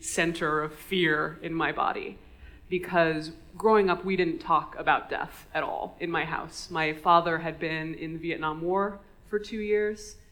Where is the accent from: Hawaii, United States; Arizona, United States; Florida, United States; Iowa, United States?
Hawaii, United States; Honolulu; I grew up in Honolulu, in Hawaii